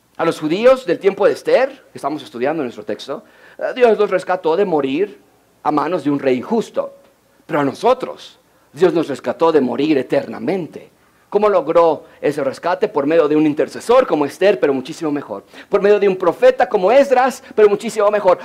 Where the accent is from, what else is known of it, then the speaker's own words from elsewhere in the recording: Mexico; como decimos en México